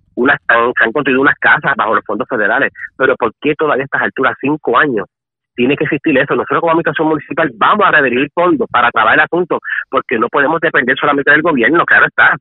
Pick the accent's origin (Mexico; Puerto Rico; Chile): Puerto Rico; Guayama; mi pueblo de Guayama